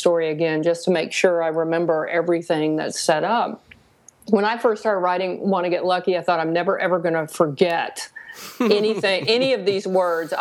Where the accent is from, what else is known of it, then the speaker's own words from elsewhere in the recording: the South, United States; I grew up in the South.